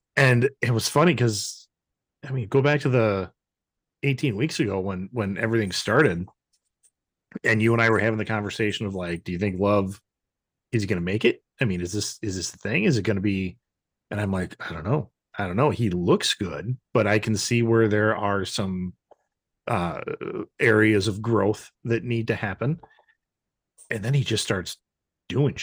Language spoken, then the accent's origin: English; Wisconsin, United States; I'm born and raised in Wisconsin, uh, slightly north